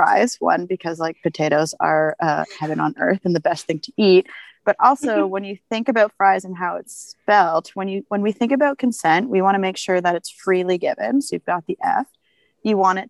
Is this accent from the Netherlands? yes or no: no; Ottawa, Ontario, Canada; moved away as an adult; now in Banff, Canada; Originally, I am from Ottawa.